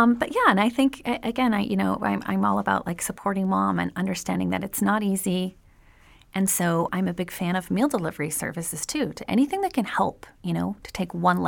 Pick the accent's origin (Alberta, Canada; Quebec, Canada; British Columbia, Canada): Quebec, Canada; Yeah, but of course I'm from Canada and from Quebec, so I love maple anything.